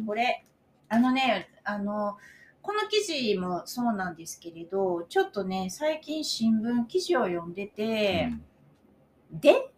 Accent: Mie, Japan; 私はミエ出身だから、 ミエが大好きですよ

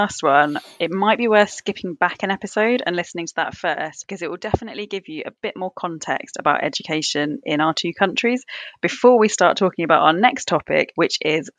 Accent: United Kingdom; I'm British and I live in London.

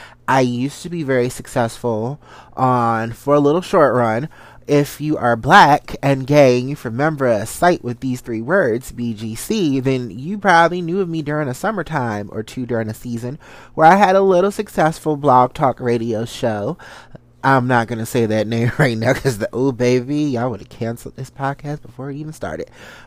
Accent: Salisbury, Maryland, United States; also born or lived in Washington, D.C.; I am from a good old country part of Maryland that a lot of people don't know. I'm from Salisbury, Maryland, the country, backwoods, you know. Shout out to the 410. From there, lived in the D.C. metropolitan area for majority of my life.

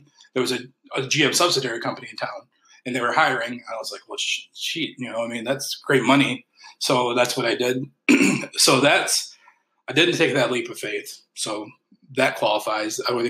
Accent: Alpena, Michigan, United States; because I was from Alpena at the time.

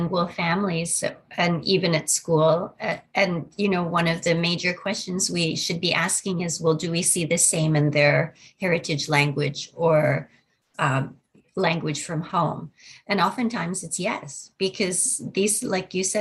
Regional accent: Buffalo, New York, United States; I grew up in New York State near Buffalo

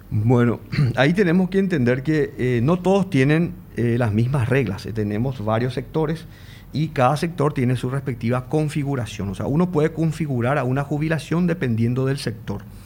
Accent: Paraguay; como paraguayos

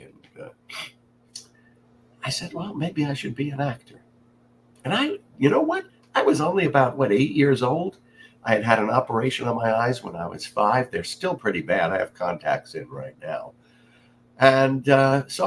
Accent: New York City, New York, United States; But I grew up a New York kid in Queens, just like our previous president, not too far away. I was in Far Rockaway

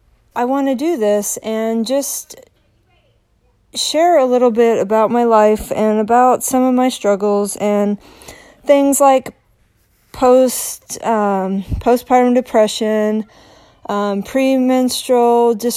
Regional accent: Salt Lake City, Utah, United States; now in Maryland, United States; But I live in Maryland. I'm from Salt Lake City. I have lived all over the world.

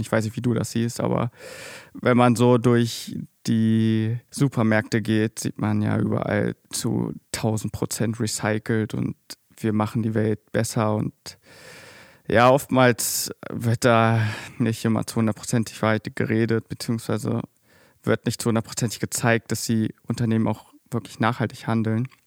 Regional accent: near Magdeburg, Saxony-Anhalt, Germany; Ich komme nämlich auch aus der Nähe von Magdeburg.

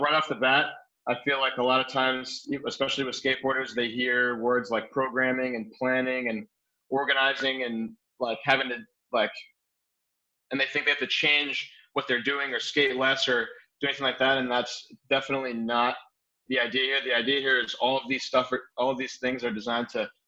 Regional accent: New Jersey, United States; moved away as an adult; now in Phoenix, United States; I grew up skateboarding in New Jersey

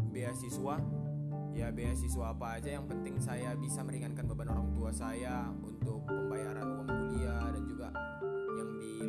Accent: Pematangsiantar, North Sumatra, Indonesia; saya asal Pematang Siantar.

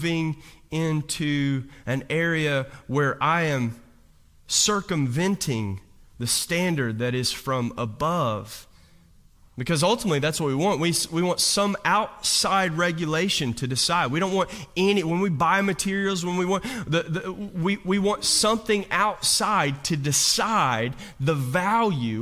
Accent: Hazard, Kentucky, United States; I grew up right outside of Hazard, Kentucky

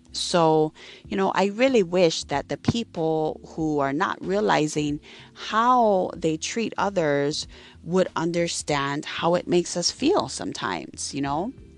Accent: Hawaii, United States; I am from Hawaii. I live on the island of Maui.

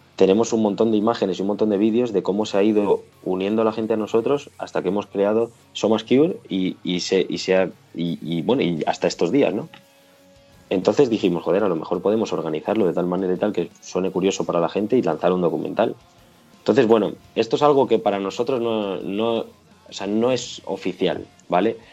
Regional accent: Móstoles, Community of Madrid, Spain; somos de Móstoles, ¿vale? La gran mayoría de nosotros

